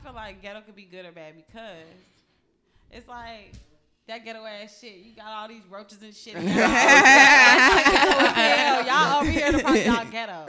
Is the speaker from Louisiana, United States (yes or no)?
no; Chicago, Illinois, United States; Chicago, Illinois.